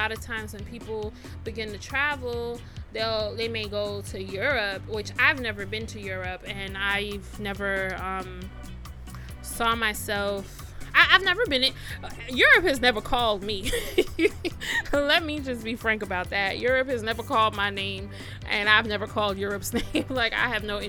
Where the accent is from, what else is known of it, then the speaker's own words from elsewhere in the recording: Jamaica; also born or lived in United States; now in Ghana; I'm a 30-something year old Jamaican